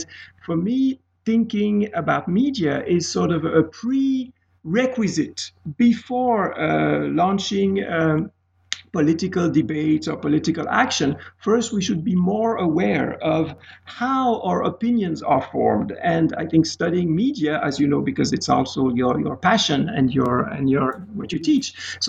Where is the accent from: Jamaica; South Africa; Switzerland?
Switzerland; Geneva; English is a second language; moved away as an adult; also born or lived in Pittsburgh, United States; I am from Swiss origin in Geneva. I spent about 30 years in Geneva studying mostly literature. Then I moved to the United States of America, the beautiful city of Pittsburgh, PA